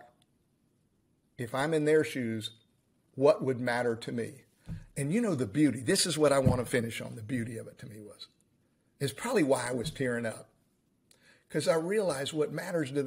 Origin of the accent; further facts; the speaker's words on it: United States; we are all American